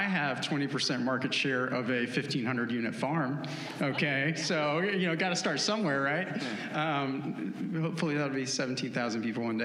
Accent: Winston-Salem, North Carolina, United States; also born or lived in Washington, D.C.; I'm from Winston-Salem, which is the market I live in now

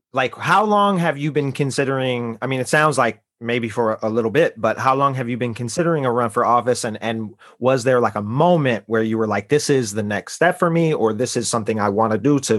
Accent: Chicago, Illinois, United States; moved away; I'm from Chicago.

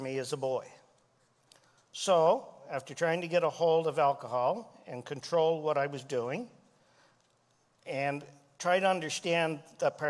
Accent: Miramichi, New Brunswick, Canada; I grew up outside of Chatham, New Brunswick, which is called Miramichi now, in a place called Black River Bridge.

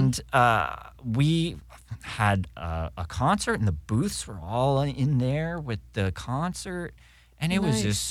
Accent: Los Angeles, California, United States; I was from Los Angeles

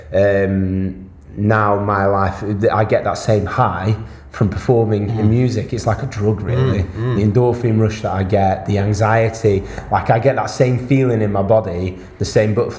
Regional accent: Wales, United Kingdom; I'm from Wales

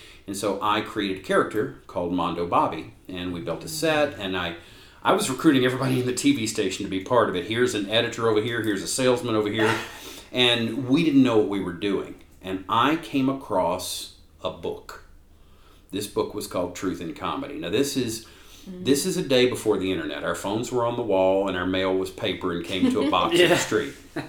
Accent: Jackson, Mississippi, United States; born there; Actually, yeah, I was born in Jackson, Mississippi. My mom and dad, they moved around a fair bit.

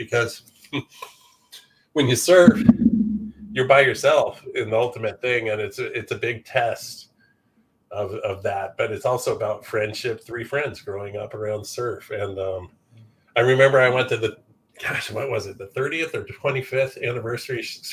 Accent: Santa Barbara, California, United States; I grew up in Santa Barbara

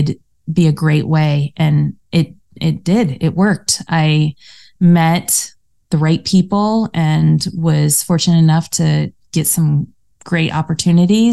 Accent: Colorado, United States; moved away as an adult; also born or lived in Denver, Colorado; now in California, United States; We grew up in Colorado

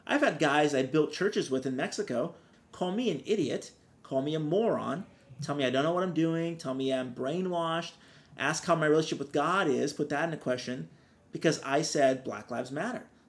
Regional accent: Brazil; now in Orange County, California, United States; I grew up with people thinking I lived in a hut because I'm from Brazil

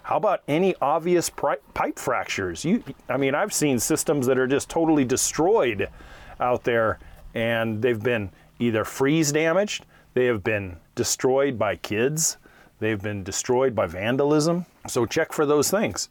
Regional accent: Hayward, California, United States; about five miles from where I grew up in Hayward, California

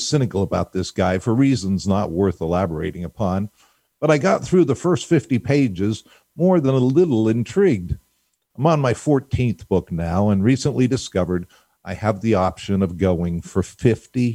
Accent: Pittsburgh, Pennsylvania, United States; I happened to have the good fortune of growing up in Pittsburgh

